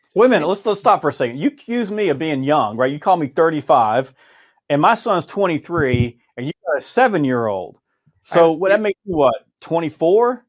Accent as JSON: {"language": "English", "region": "the South", "country": "United States", "said": "I'm from the South"}